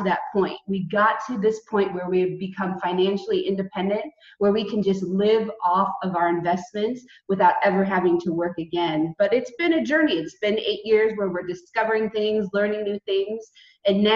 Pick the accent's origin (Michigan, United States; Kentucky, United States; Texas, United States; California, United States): California, United States; moved away as an adult; also born or lived in San Diego; now in Portugal; we were raised in California and California is really our home